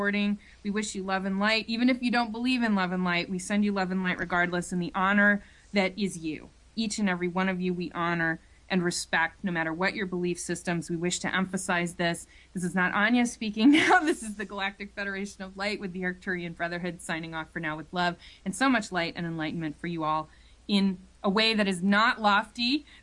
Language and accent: English; Ohio, United States; moved away; also born or lived in Ann Arbor, Michigan / New York City; I grew up in Ohio, we don't talk like that.